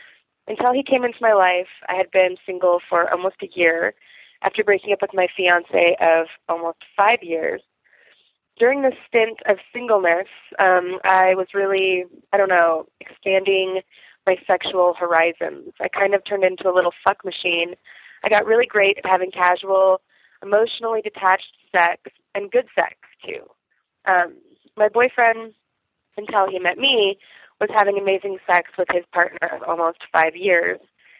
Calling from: Denver, Colorado, United States; I'm calling from Denver

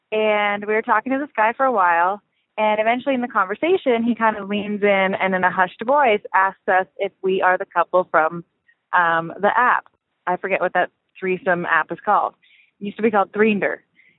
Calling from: the South, United States; I'm calling from the South.

